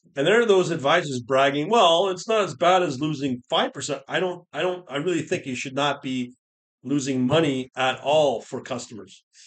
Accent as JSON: {"language": "English", "country": "United Kingdom", "tie": "born or raised there", "said": "i am born British"}